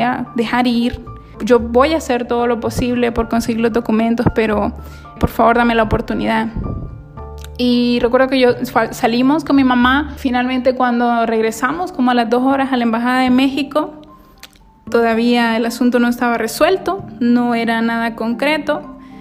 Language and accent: Spanish; Honduras; moved away as an adult; soy hondureña.